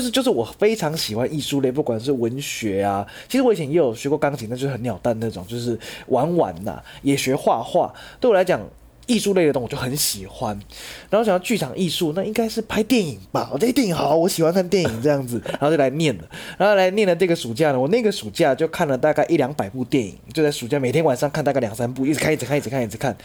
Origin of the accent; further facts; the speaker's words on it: Changhua County, Taiwan; moved away as an adult; now in Kaohsiung, Taiwan; 我是彰化人，然后我在十年前来高雄这样子